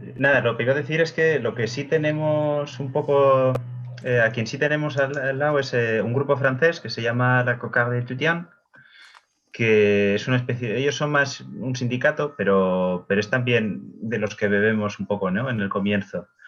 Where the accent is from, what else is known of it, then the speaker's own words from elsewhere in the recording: Bilbao, Basque Country, Spain; now in Madrid, Spain; yo soy de Bilbao